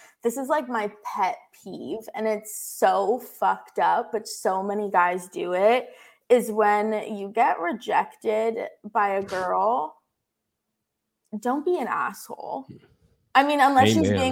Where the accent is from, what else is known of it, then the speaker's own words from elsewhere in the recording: Florida, United States; I'm from Florida